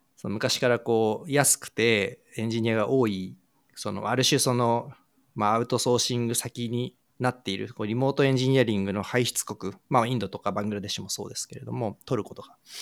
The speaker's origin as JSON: {"language": "Japanese", "country": "Japan", "tie": "born or raised there", "said": "日本で生まれ育って日本で教育を受けて日本で仕事をしてきたという前提に立つと私もそうですけれども"}